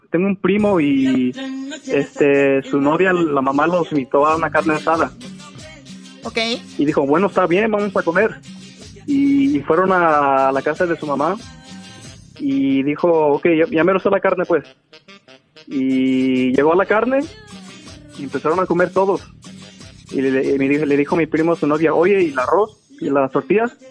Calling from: Killeen, Texas, United States; Aquí, de Killing, Texas.

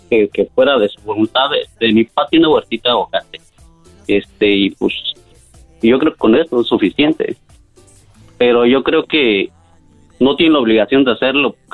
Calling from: San Francisco, California, United States; De la ciudad de San Francisco.

